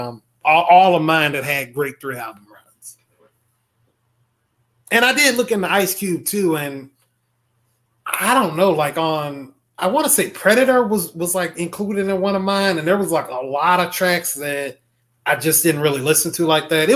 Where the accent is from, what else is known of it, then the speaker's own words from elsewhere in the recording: the South, United States; I'm a Southerner